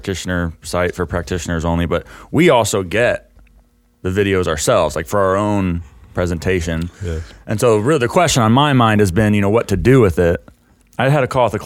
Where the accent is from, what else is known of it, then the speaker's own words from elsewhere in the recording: Texas, United States; also born or lived in California; I'm from Texas